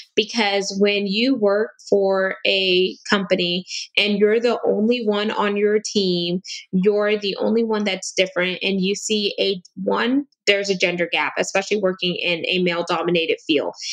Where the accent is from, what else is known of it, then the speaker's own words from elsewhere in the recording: United States; I'm also first generation American, meaning my dad was South American and my mom is Caribbean